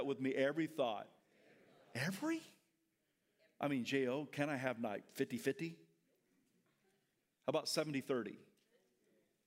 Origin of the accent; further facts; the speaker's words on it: the South, United States; I'm from the South